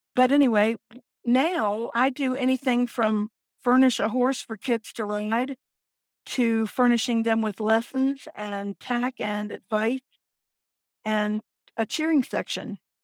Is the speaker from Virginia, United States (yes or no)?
yes; Virginia Beach, Virginia, United States; I am from Virginia Beach, Virginia, and I've lived here my entire life